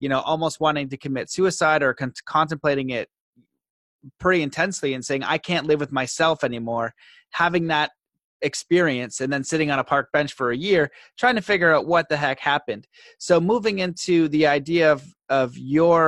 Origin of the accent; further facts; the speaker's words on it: Canada; being Canadian, growing up in the hometown that I grew up